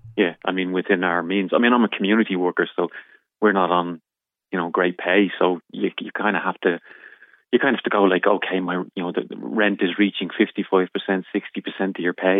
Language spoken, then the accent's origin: English; Dublin, Leinster, Ireland; also born or lived in Crumlin, Dublin; I'm originally from Fatima Mansions Flats, which is in the Dublin area. Uh, and then my parents moved up to Crumlin.